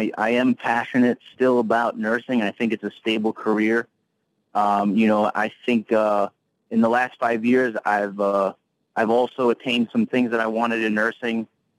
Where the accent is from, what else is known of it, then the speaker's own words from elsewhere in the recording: Brooklyn, New York, United States; I was born and raised in Brooklyn, New York, but I go ever since I was a kid.